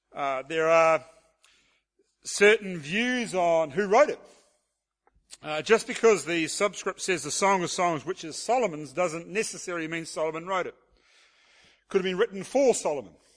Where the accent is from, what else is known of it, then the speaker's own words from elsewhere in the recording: New Zealand; being a New Zealander